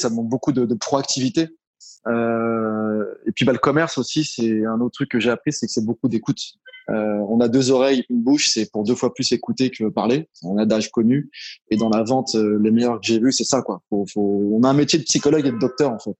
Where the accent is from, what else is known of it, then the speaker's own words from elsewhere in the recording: Paris, Île-de-France, France; moved away as an adult; now in Morocco; j'ai grandi à Paris, en région parisienne